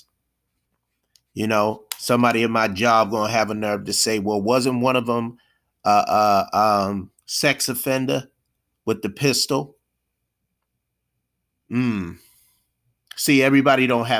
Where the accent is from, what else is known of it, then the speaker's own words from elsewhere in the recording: United States; I was born and raised here in America